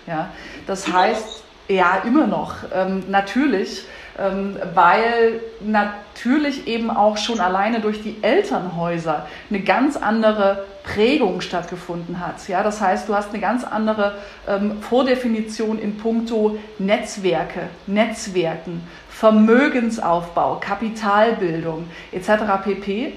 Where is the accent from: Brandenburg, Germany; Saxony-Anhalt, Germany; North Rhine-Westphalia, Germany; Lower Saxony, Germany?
Saxony-Anhalt, Germany; moved away as an adult; also born or lived in Leipzig / Berlin; ich in Sachsen-Anhalt geboren bin und mich für ein Studium in Leipzig entschieden habe